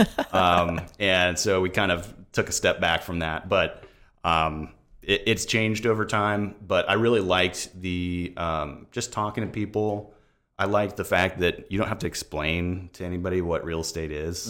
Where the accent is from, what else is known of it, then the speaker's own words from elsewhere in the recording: Tampa, Florida, United States; I'm actually a Tampa native, uh, seventh generation Floridian